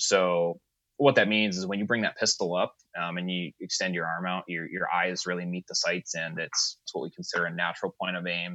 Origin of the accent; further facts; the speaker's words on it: Springfield, Massachusetts, United States; also born or lived in North Carolina; I'm from just outside of Springfield, Mass